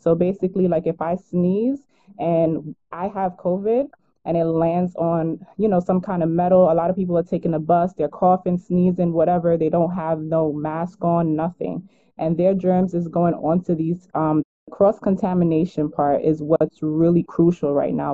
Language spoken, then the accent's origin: English; New York, United States; I am from New York. I live in Brooklyn